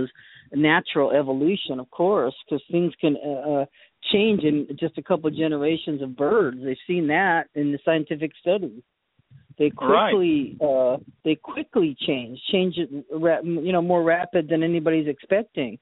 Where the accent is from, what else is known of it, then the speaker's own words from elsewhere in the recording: Boston, Massachusetts, United States; I was born in Boston